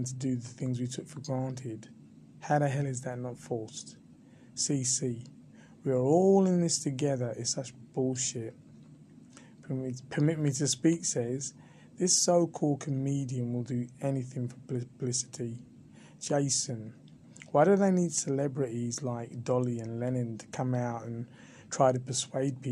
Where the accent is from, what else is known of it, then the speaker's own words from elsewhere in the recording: England, United Kingdom; I was born in England.